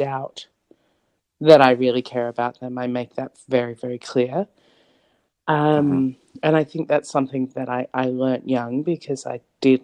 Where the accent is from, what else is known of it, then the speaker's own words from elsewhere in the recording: Sydney, New South Wales, Australia; I grew up in a suburb called Canley Vale, which is in southwest Sydney, Australia